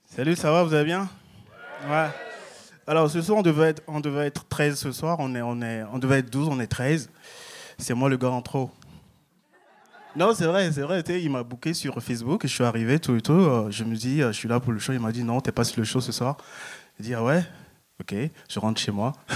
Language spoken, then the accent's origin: French; France; moved away as an adult; now in Canada; je viens de France, je suis arrivé il y a deux mois